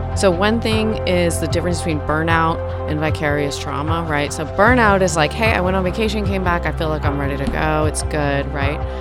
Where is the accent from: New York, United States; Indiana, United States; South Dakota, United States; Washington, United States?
New York, United States; North Shore of Long Island; moved away as an adult; also born or lived in Lubbock, Texas; I was born in Lubbock, but my, mm, parents moved to Long Island, New York, the North Shore when I was two. So I grew up between two and, bete, you know, eighteen or twenty-two